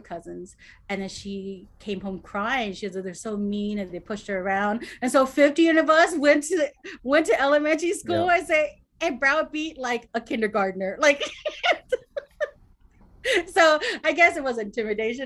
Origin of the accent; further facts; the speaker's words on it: Cerritos, California, United States; I grew up in Cerritos.